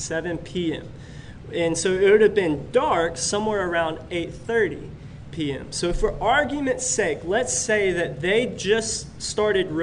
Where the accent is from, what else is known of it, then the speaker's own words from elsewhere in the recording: Pensacola, Florida, United States; I grew up in Pensacola, Florida